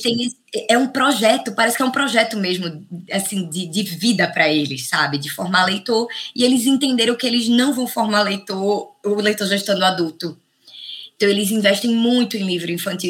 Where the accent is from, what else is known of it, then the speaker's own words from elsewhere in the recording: Brazil; nós brasileiros